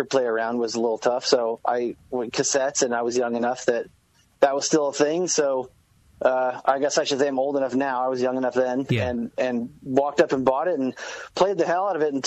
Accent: Southern California, United States; moved away as an adult; now in Enumclaw, United States; growing up in California, it's like I had the luxury that every band ever came through

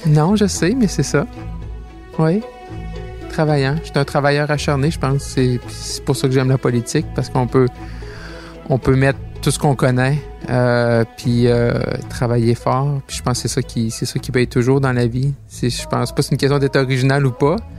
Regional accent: Roberval, Quebec, Canada; je suis né à Roberval, au Lac-Saint-Jean

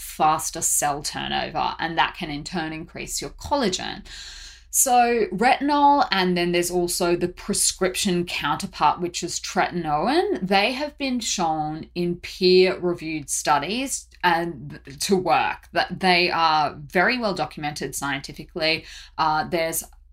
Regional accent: Brisbane, Queensland, Australia; now in Seoul, South Korea; I'm originally from Brisbane

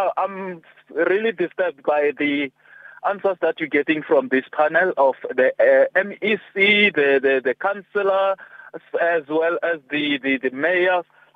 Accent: Giani, KwaZulu-Natal, South Africa; I'm from Giani

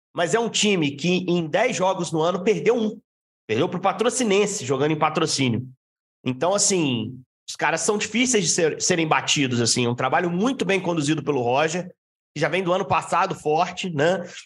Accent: Juiz de Fora, Minas Gerais, Brazil; Eu sou do interior, sou de Juiz de Fora

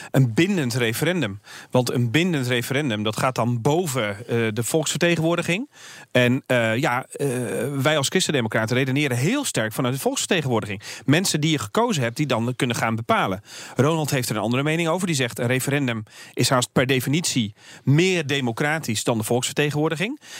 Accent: below Tilburg, the Kempen, North Brabant, Netherlands; now in Amsterdam, Netherlands; Ik kom uit Brabant, eh, tegen de Belgische

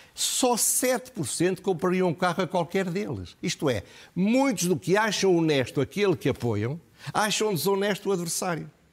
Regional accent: Portugal; como portugueses

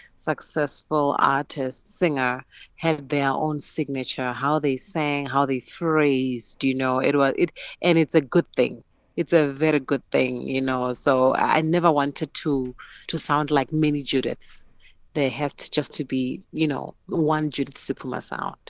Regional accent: Polokwane, Limpopo, South Africa; growing up in Polokwane

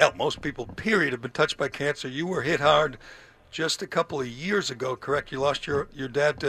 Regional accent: Boston, Massachusetts, United States; we're from Boston, obviously.

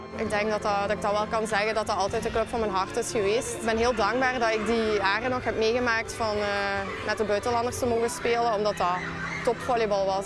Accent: Limburg, Flanders, Belgium; ik ben van Limburg.

